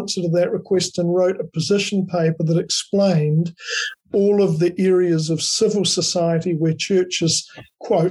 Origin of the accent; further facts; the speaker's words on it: Dunedin, Otago, New Zealand; I was born in Dunedin